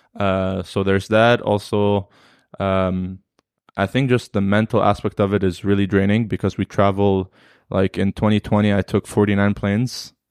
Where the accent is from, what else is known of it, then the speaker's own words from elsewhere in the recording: Alexandria, Alexandria Governorate, Egypt; now in Canada; I'm from Alexandria, so I just did tournaments in Alexandria